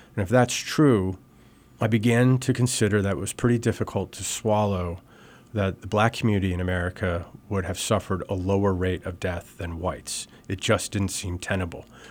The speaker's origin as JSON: {"language": "English", "country": "United States", "tie": "born or raised there", "also_born_or_lived": "Libertyville, Illinois", "said": "Born originally just outside of Chicago in Libertyville, but moved back to this area. My parents are from South Jersey and Philadelphia. So we moved back to this area when I was about a month old"}